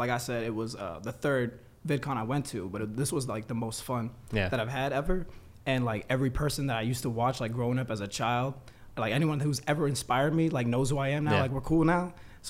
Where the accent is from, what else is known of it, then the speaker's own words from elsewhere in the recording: Northern Virginia, United States; I'm from like Northern Virginia. I go to Virginia Tech right now.